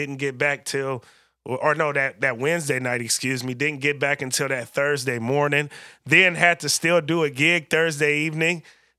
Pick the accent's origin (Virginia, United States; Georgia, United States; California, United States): California, United States; now in Portland, United States; from a place where I feel like we're pretty culturally in tune and definitely very diverse as well, growing up in the Bay Area where Portland lacks a little bit some of that diversity